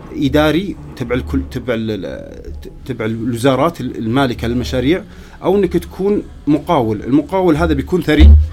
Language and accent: Arabic; Riyadh, Riyadh Province, Saudi Arabia; also born or lived in Canada; عندنا في الرياض